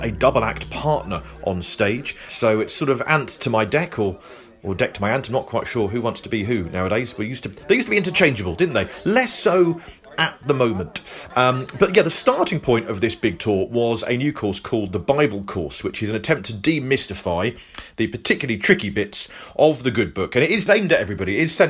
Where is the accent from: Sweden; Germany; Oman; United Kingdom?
United Kingdom; South West England; See, I'm technically Cornish, but I haven't got an accent.